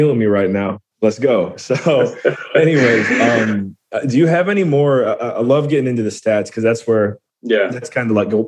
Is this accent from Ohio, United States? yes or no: yes; Ohio, United States; my home state, Ohio